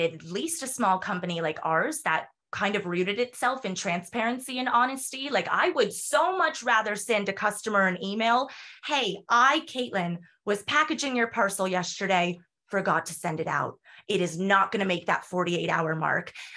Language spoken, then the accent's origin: English; United States; accent: American; moved away as an adult; also born or lived in North Carolina; now in Galway, Ireland; I'm American. I speak like an American